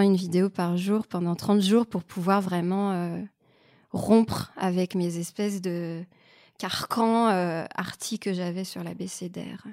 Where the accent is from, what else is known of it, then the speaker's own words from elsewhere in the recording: Canada; moved away as an adult; now in France; je suis canadienne